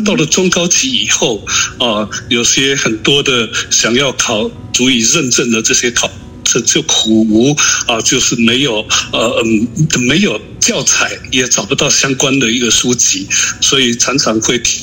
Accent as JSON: {"language": "Chinese", "area": "Alishan", "region": "Chiayi County", "country": "Taiwan", "said": "我是阿里山的周族人，粤语会董事长"}